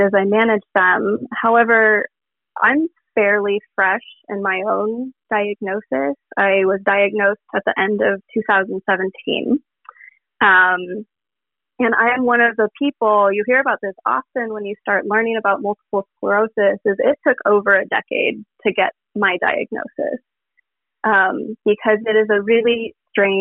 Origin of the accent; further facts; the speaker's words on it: Portland, Oregon, United States; I'm from Portland, Oregon.